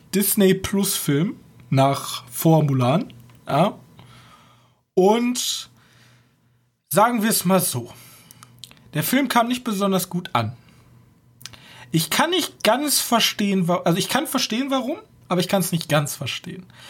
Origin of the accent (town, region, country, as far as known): Germany